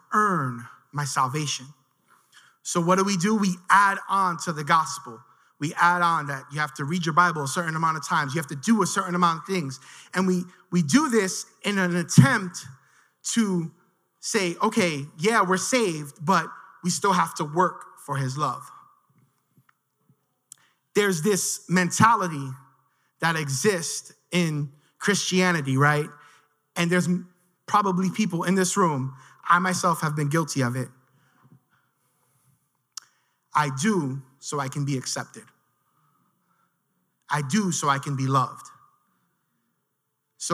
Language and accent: English; New York City, New York, United States; I grew up in Williamsburg